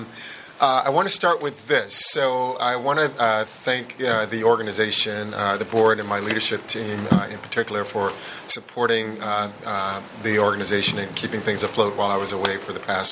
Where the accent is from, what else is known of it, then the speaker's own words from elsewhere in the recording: Atlanta, Georgia, United States; moved away; I was born and raised in Atlanta